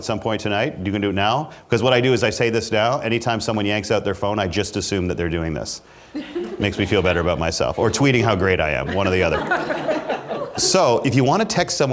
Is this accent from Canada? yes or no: yes; Canada; I'm Canadian